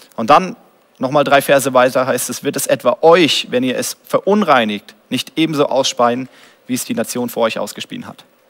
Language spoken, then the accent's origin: German; Germany; als Deutscher